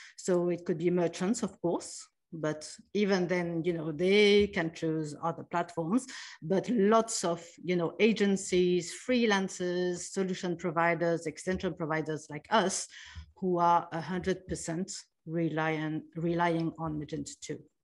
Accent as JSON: {"language": "English", "country": "France", "tie": "born or raised there", "also_born_or_lived": "New York, United States / Taiwan / Sydney, Australia / Zurich, Switzerland", "moved": "as an adult", "said": "I was born in France, and, uh, I grew up there"}